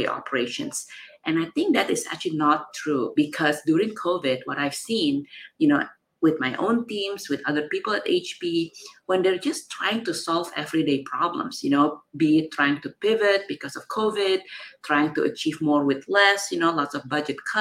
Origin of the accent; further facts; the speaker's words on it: Jakarta, Indonesia; now in San Francisco, United States; I was from Jakarta, Indonesia. I, you know, was born and grew up in Indonesia.